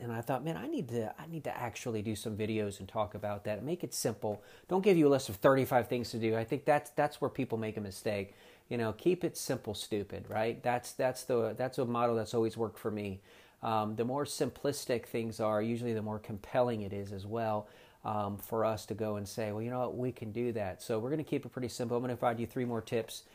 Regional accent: South Florida, United States; moved away; also born or lived in eastern North Carolina; I'm originally from South Florida

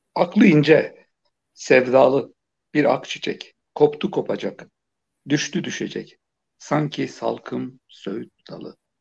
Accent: Turkey; küçükken yani biraz da deyim yerindeyse Küçük Pekin denilen bir yerde büyüdüm. E, küçük bir ilçeydi

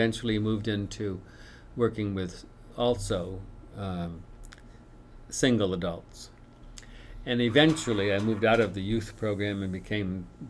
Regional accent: inland Maine, United States; I grew up inland in Maine, where the snow is 6 feet deep.

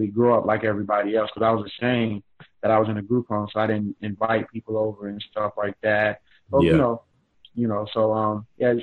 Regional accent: Richmond, Virginia, United States; now in Atlanta, United States; born and raised in Richmond, Virginia

